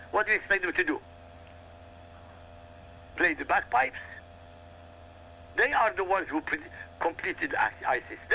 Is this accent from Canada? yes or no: no; Iraq; first language Arabic; English is a second language; now in United States; Arabic is my mother tongue. I come from Iraq.